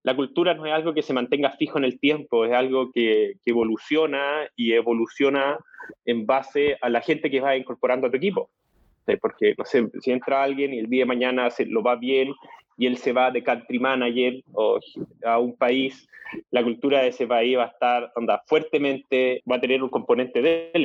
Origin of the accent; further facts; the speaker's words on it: Chile; yo soy chileno, tengo 37 años.